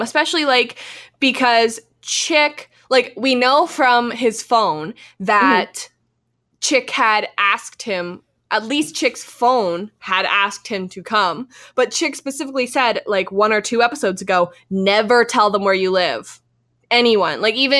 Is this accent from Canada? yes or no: yes; Canada; We have to take a quick break here because we're from Canada and Virtue and Moyer are about to skate